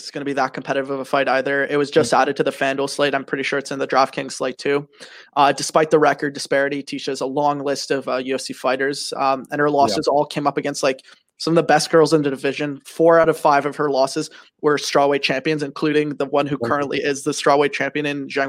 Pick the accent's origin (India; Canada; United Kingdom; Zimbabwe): Canada; I'm Canadian